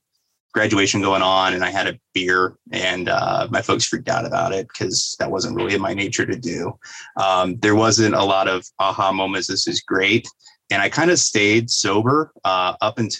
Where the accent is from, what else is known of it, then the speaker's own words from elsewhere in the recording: Fort Wayne, Indiana, United States; I'm from Northeast Indiana. I was born in Fort Wayne, Indiana, went to school down in Indianapolis for a period of time, and then eventually moved back up here